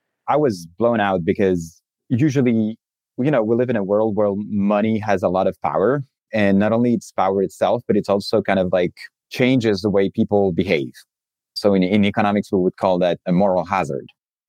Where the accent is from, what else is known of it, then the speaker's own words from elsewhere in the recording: Chile; also born or lived in France; now in United States; So I am new to the US. I'm French, from a French family. I grew up in Chile, in South America. My family moved to Chile in the 90s.